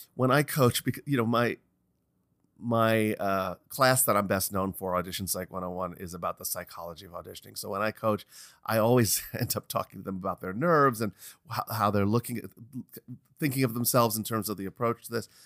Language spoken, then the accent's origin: English; New York, United States; moved away as an adult; also born or lived in Los Angeles; every time I'd gone back to New York, you know, your, it's my hometown